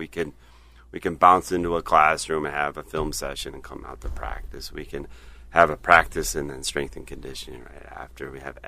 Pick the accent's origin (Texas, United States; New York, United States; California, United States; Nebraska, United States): New York, United States; Webster; Grew up in Webster, New York.